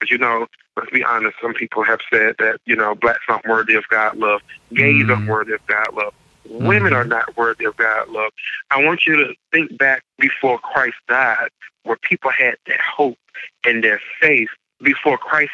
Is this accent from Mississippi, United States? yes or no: yes; Mississippi, United States; moved away; I grew up in Mississippi.